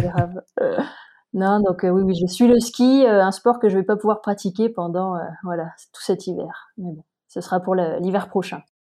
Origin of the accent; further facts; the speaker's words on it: Montpellier, Occitania, France; moved away as an adult; also born or lived in Paris; now in Briançon, France; je suis originaire de Montpellier.